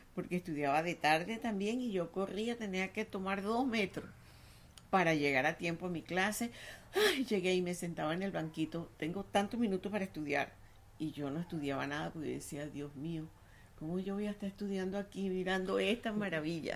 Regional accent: Venezuela; also born or lived in Paris; los venezolanos no éramos inmigrantes

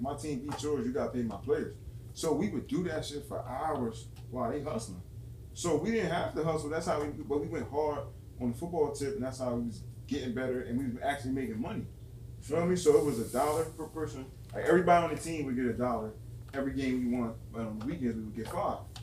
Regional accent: Camden, New Jersey, United States; I'm from Camden, but North Camden

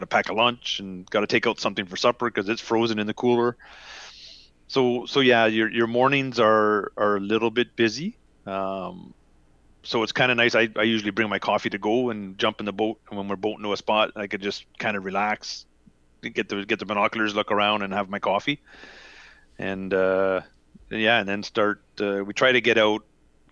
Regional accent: Canada; I'm Canadian

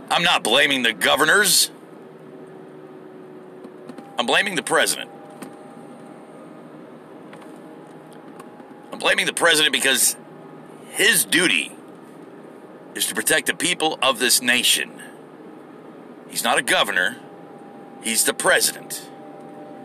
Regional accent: United States; what I am is an American

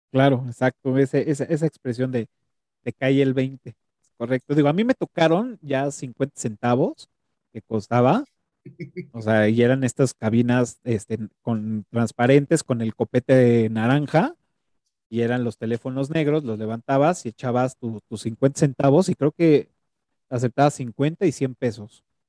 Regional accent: Mexico; traemos como, como cultura mexicana

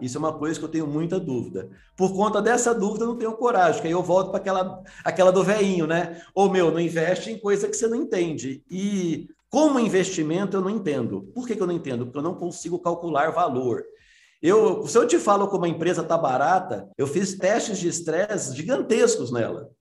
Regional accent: Minas Gerais, Brazil; eu sou mineiro

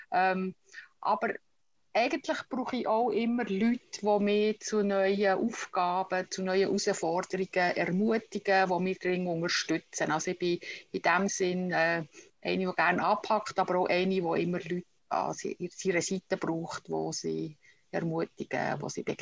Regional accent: Utzenstorf, Bern, Switzerland; accent: Bernese German; Äh, meine Wurzeln sind der, wo der Kanton Bern am, Flech, am flächsten ist. in äh, Utzisdorf bin ich aufgewachsen. Das ist zwischen Burgdorf und Solothurn im Berner Mittelland.

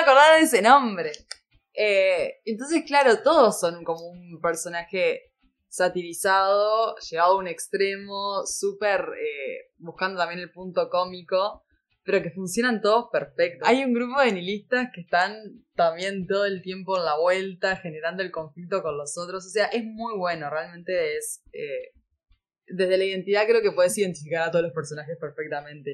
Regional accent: Uruguay

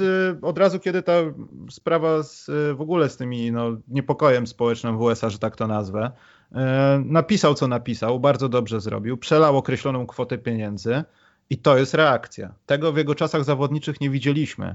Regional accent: Poland; my z Polski

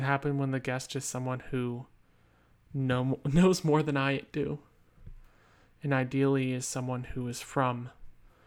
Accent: United States; my home country, the United States of America

